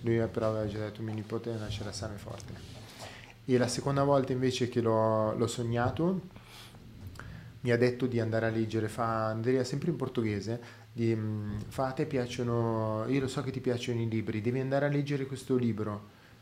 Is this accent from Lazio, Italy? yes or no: no; Milan, Lombardy, Italy; sono cresciuto a Milano